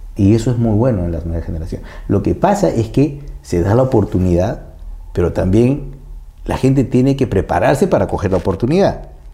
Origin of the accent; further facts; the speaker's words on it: Peru; nosotros internamente como peruanos